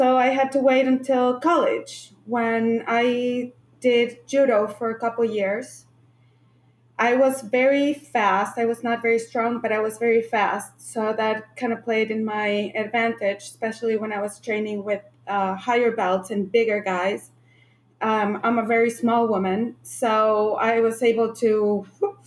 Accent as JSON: {"language": "English", "town": "Santiago", "region": "Santiago Metropolitan Region", "country": "Chile", "tie": "born or raised there", "moved": "as an adult", "lives_now": "United States", "said": "I grew up in Santiago, Chile, and I moved to the United States when I was 25 years old."}